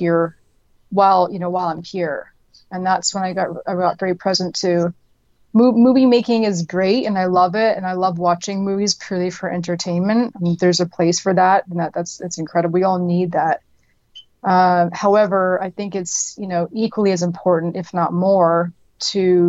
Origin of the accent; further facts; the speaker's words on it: Canada; moved away as an adult; also born or lived in Atlanta, United States; Canada, which is where I'm from. I was born and raised in Canada.